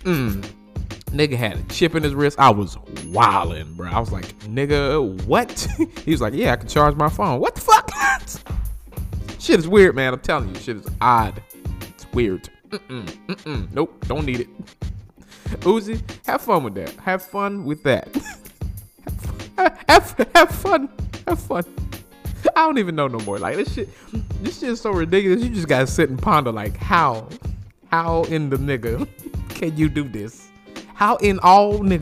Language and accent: English; New Orleans, Louisiana, United States; accent: New Orleans; my New Orleans accent